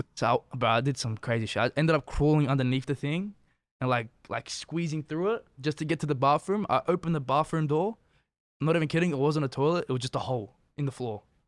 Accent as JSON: {"language": "English", "country": "Australia", "moved": "yes", "lives_now": "Canada", "said": "I'm from Australia"}